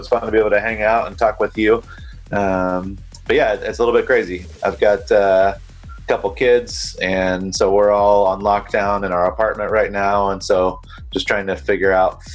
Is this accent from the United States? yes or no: yes; North Carolina, United States; now in Costa Mesa, United States; I actually grew up in North Carolina